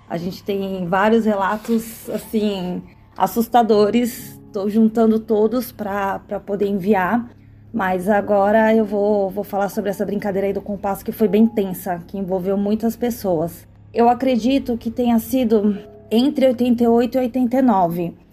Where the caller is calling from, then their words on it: Santos, São Paulo, Brazil; sou aqui da cidade de Santos, né?